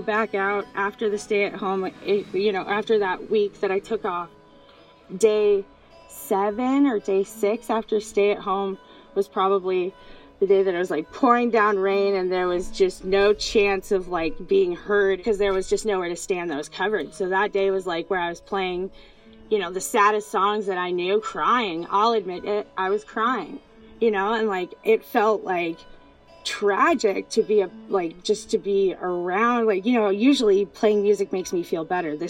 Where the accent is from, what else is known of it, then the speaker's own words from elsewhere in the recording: Seattle, Washington, United States; I grew up here in Seattle and people never made eye contact before.